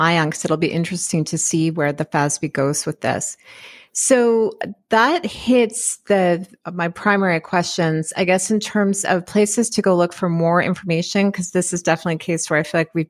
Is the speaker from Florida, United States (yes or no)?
no; Wisconsin, United States; when I was a kid in Wisconsin